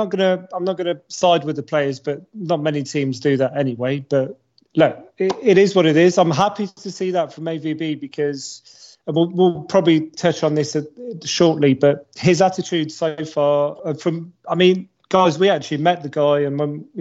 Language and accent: English; Paris, Île-de-France, France; I grew up in Paris. I support Marseille from Paris